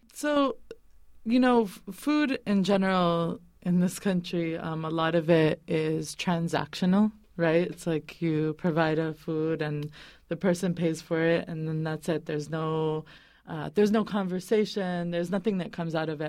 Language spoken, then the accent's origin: English; Boston, Massachusetts, United States; moved away as an adult; also born or lived in California; now in Bay Area, United States; I was raised in the East Coast, actually, in New England and Boston